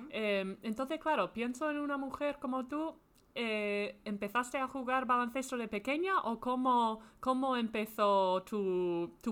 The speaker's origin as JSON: {"language": "Spanish", "town": "Madrid", "region": "Community of Madrid", "country": "Spain", "tie": "born or raised there", "said": "Nací en Madrid"}